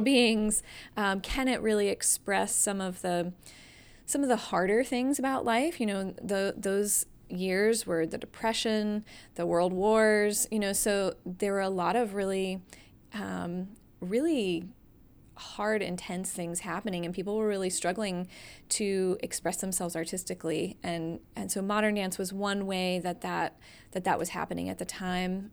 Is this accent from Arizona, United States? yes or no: no; Atlanta, Georgia, United States; moved away as an adult; also born or lived in Massachusetts; now in Greensboro, United States; I'm originally from the Atlanta area